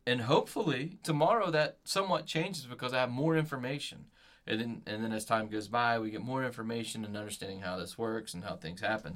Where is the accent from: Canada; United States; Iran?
United States; growing up in America